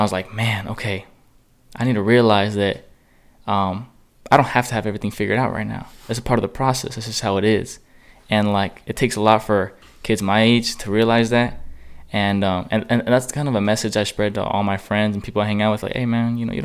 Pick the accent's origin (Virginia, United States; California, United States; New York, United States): California, United States; Chula Vista; I'm a kid from Chula Vista, San Diego.